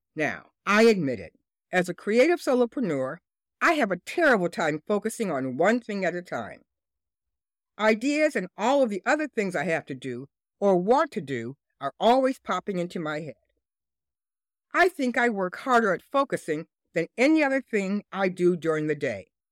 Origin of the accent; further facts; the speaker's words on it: Detroit, Michigan, United States; my hometown and business headquarters, Detroit, Michigan